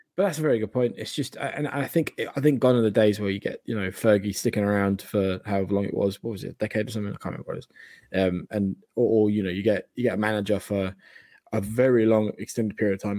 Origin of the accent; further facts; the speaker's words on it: Margate, South East England, United Kingdom; now in Australia; from my hometown in Margate in Kent.